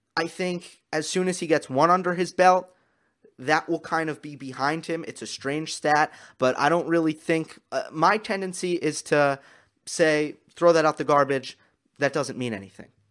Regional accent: United States; accent: American; my American accent

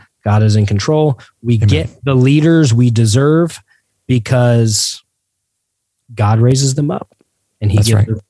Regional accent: Georgia, United States; I'm a Georgian before I'm an American, but I'm a Christian before I'm a Georgian.

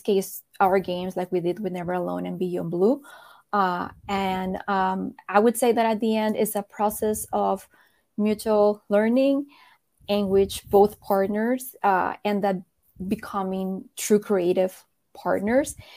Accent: Colombia; I was born in Colombia.

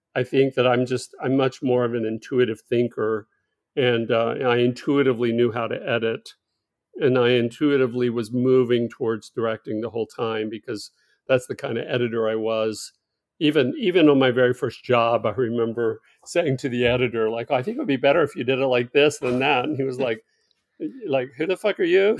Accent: Fort Worth, Texas, United States; also born or lived in Los Angeles, California; I grew up here where I am now in Fort Worth, Texas

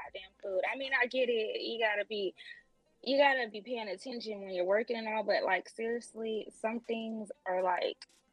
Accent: Los Angeles, California, United States; also born or lived in San Diego; I am born and raised in Los Angeles, California

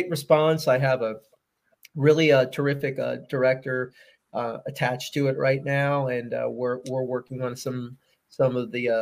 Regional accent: Philadelphia, Pennsylvania, United States; moved away as an adult; I am a Philadelphian. I'm from the Philly area.

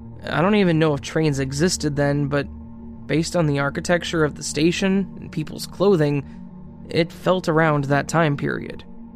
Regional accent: India; At this point, I would like to clarify that I'm from India, and back then, I still hadn't traveled to Europe

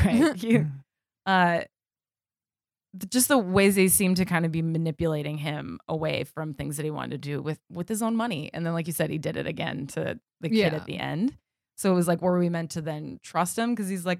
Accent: New Jersey, United States; I grew up in on the Jersey Shore, just like really suburban town, and it was extremely boring.

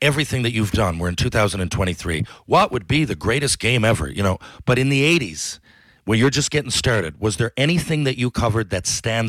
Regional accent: Newfoundland and Labrador, Canada; I'm from Newfoundland, obviously, so is he.

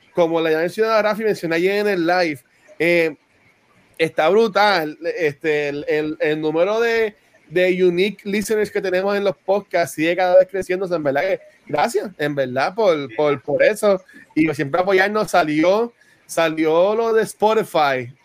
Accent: Puerto Rico; accent: Puerto Rican; como hablamos puertorriqueño

